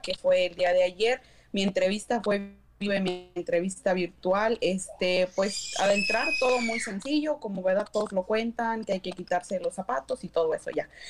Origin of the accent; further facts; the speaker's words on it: Mexico; now in Hayward, United States; Y yo le dije que era en México